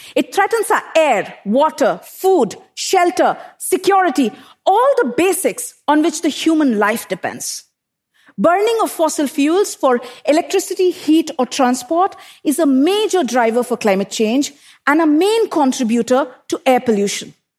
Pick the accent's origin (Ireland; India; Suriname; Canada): India; Bokaro Steel City, Jharkhand; I grew up in Bokaro Steel City in eastern India, an industrial township surrounded by power plants and steel smelters